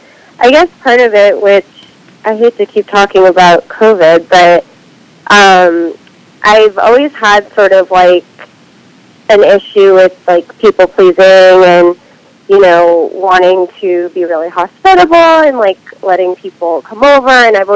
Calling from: Los Feliz, California, United States; I'm in Los Feliz, California.

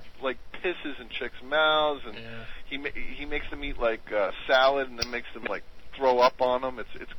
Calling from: Long Island, New York, United States; I'm calling from Long Island.

